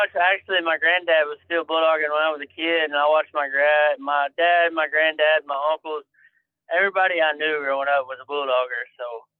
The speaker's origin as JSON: {"language": "English", "region": "Texas", "country": "United States", "said": "I'm from Texas."}